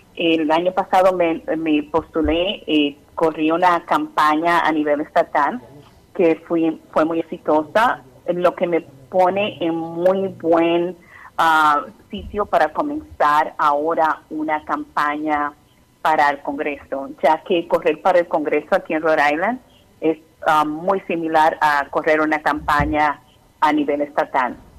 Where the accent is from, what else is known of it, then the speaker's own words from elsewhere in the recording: Dominican Republic; also born or lived in New York, United States; now in Providence, United States; soy inmigrante de la República Dominicana. vine acá a los Estados Unidos en el 94